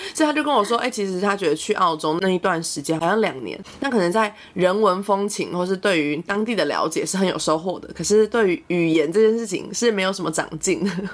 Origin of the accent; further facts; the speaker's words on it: Taiwan; 像我们会讲闽南语一样，很多台湾人都讲闽南语